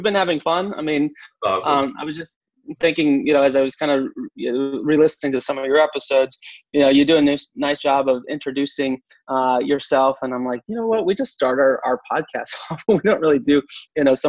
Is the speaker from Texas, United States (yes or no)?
yes; Texas, United States; I'm from Texas